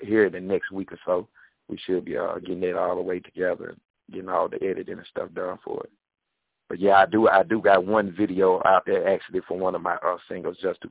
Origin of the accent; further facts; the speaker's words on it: Athens, Alabama, United States; I'm from Athens, Alabama, right outside of Huntsville